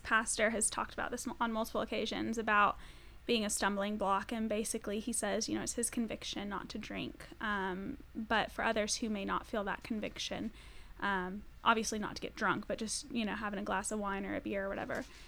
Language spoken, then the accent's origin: English; Colorado, United States; I'm from Colorado